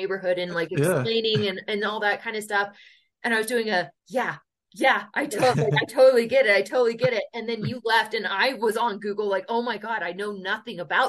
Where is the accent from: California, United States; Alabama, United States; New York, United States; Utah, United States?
Utah, United States; Holladay; growing up in Holiday, Utah